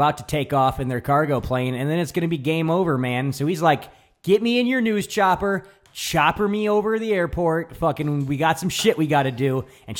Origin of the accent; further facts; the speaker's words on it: New York, United States; I'm from New York.